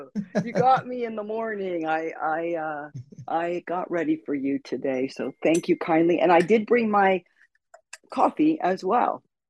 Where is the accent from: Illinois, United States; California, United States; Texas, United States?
California, United States; Burbank; also born or lived in Las Vegas, Nevada; I live 10 minutes over the hill from Hollywood. I grew up in Burbank, California.